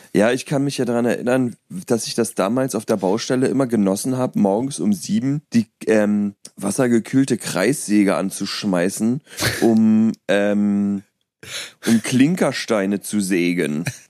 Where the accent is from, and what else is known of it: Berlin, Germany; born or raised there; moved away